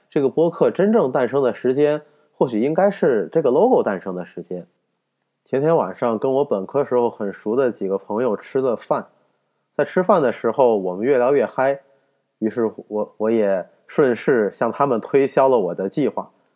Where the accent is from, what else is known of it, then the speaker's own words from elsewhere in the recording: northern China, China; 我作为一个北方人，一个没有什么方言基础的人